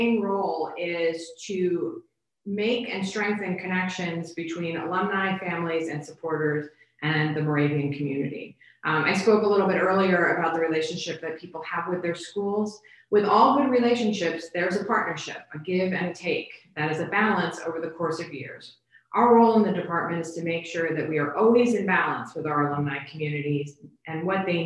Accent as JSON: {"language": "English", "town": "Bethlehem", "region": "Pennsylvania", "country": "United States", "tie": "born or raised there", "moved": "as an adult", "said": "I grew up in Bethlehem"}